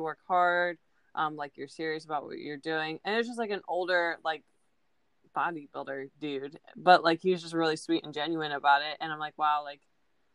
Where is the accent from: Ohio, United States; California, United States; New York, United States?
Ohio, United States; now in Florida, United States; where I'm from Ohio